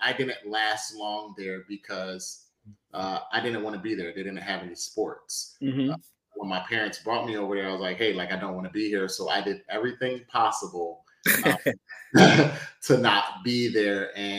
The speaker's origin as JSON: {"language": "English", "town": "Philadelphia", "region": "Pennsylvania", "country": "United States", "tie": "born or raised there", "also_born_or_lived": "Brooklyn, New York", "said": "I was born in New York because I was raised in Philly. So I'm definitely born in New York, but raised in Philly. I spent most of my life in Philadelphia. I came over here when I was about 1 year old."}